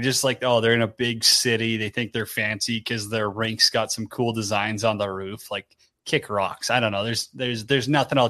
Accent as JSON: {"language": "English", "country": "Canada", "said": "being a Canadian"}